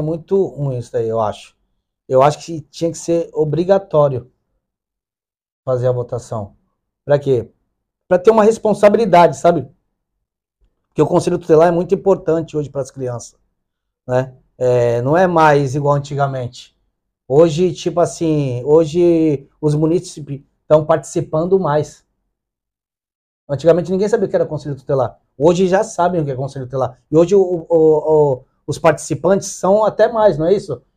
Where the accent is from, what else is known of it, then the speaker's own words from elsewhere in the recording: Santos, São Paulo, Brazil; sou lá de uma comunidade carente, né? lá do Dique da Vila Gilda